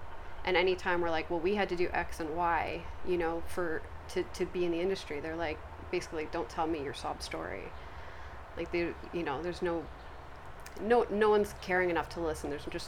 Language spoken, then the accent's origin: English; England, United Kingdom; born there; moved away; And I was born in England